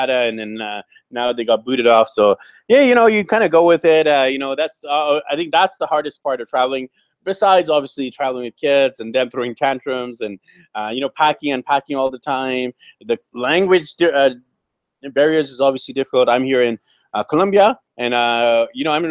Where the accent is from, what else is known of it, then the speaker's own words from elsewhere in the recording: Canada; I'm Indian Canadian, my wife's Filipino